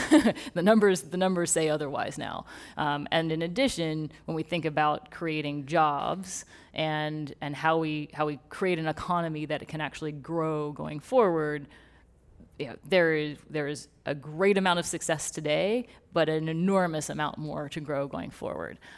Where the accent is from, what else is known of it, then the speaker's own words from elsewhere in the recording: Texas, United States; moved away; born and raised in Texas